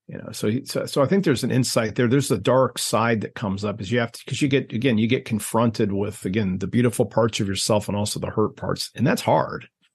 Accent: Ohio, United States; I grew up in Ohio

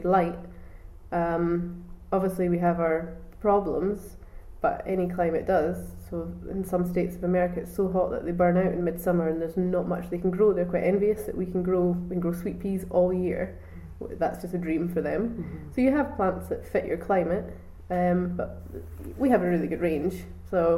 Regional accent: Auchterarder, Scotland, United Kingdom; also born or lived in Fife / Edinburgh; I've always lived in Perthshire. We were born, I was born in Fife, and then we moved over here when I was 6 months old, closer to Auchterarder

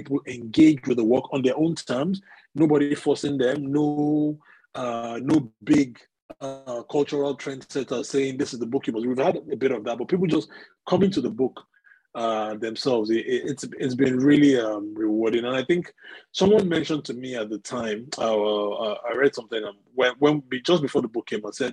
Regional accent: Nigeria; moved away as an adult; now in United Kingdom; I grew up in Nigeria for the first my first 25 years, I grew up in Nigeria

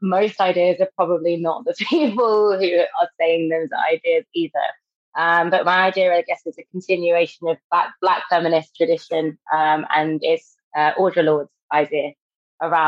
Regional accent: London, United Kingdom; moved away as an adult; now in Manchester, United Kingdom; I'm from Britain. I grew up in London and I've recently moved to Manchester

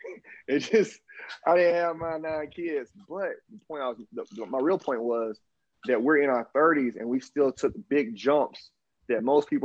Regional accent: the South, United States; accent: Southern drawl; I'm from the South, dog. I learned Portuguese with a Southern drawl after 30 because I just kept trying.

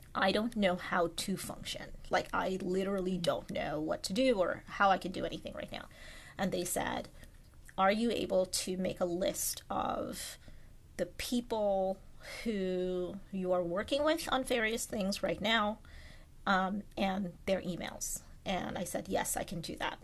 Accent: Trinidad & Tobago; now in United States; growing up in Trinidad

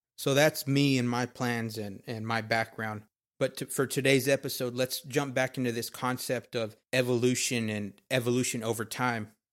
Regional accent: Texas, United States; I was born and raised in Texas.

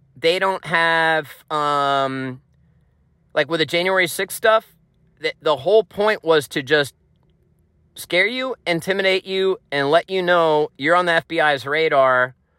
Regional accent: Pennsylvania, United States; Pennsylvania's my home state

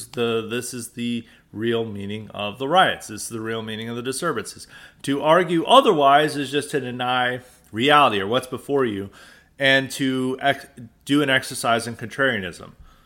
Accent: United States; It's a very American podcast, and we won't apologize for being an American.

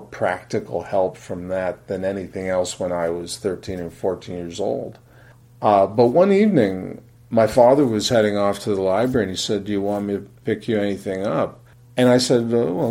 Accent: Fort Erie, Ontario, Canada; I grew up in Fort Erie, Ontario

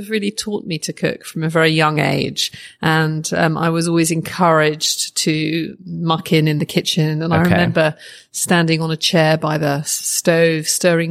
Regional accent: Oxford, South East England, United Kingdom; I grew up in Oxford, uh-huh. which is an academic city.

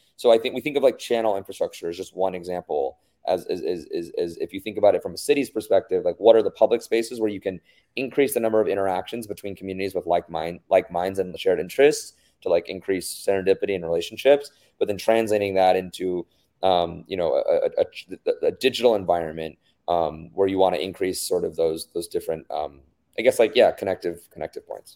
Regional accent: United States; being a minority growing up in the States

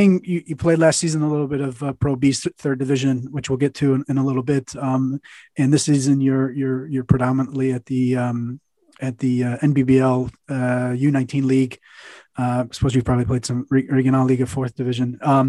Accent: United States; moved away as an adult; now in Germany; as an American who's been living in Germany for a long time.

